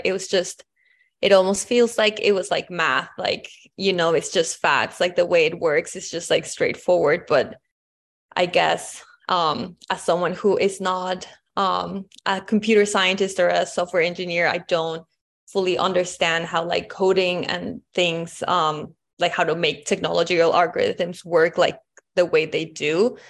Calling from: Vancouver, British Columbia, Canada; My pronouns are she, her, and I'm calling in also from Vancouver.

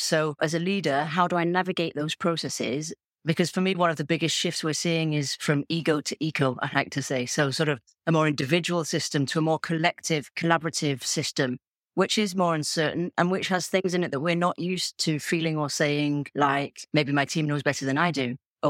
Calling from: Toulouse, Occitania, France; I'm coming in from Toulouse, Southwest France.

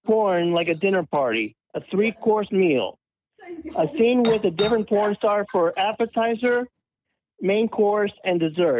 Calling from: Florida, United States; I'm calling from Florida.

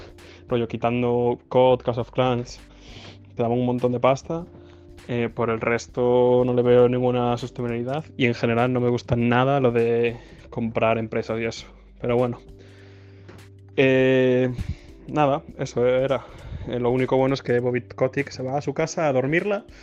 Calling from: Vigo, Galicia, Spain; de Vigo.

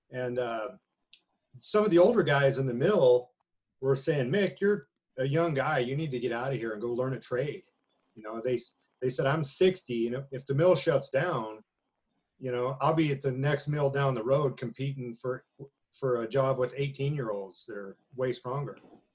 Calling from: Spirit Lake, Idaho, United States; Spirit Lake, Idaho.

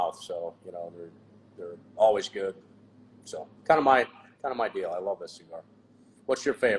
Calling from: Minneapolis, Minnesota, United States; I'm in Minneapolis right now.

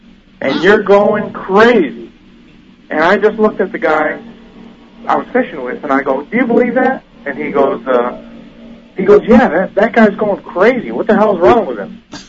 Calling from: Orlando, Florida, United States; I'm calling from Orlando, Florida.

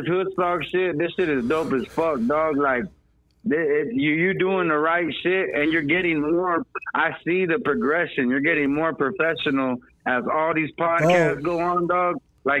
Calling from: Tucson, Arizona, United States; I'm calling from Tucson, Arizona.

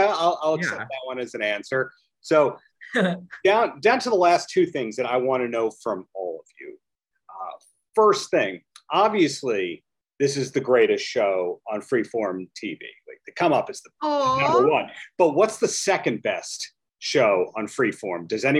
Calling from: Long Beach, New York, United States; I'm dialing in from Long Island, a beach town called Long Beach.

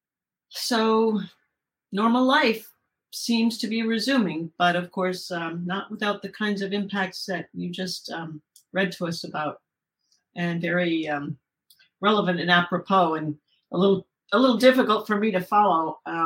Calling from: Southern California, United States; I'm calling from Southern California.

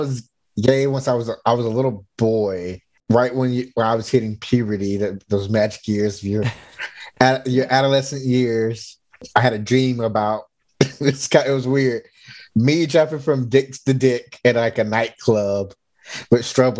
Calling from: Alameda, California, United States; I'm logging in from Alameda, California, from my apartment.

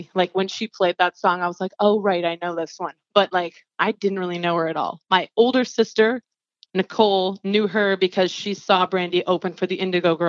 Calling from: Atlanta, Georgia, United States; I'm calling from Atlanta, Georgia, actually.

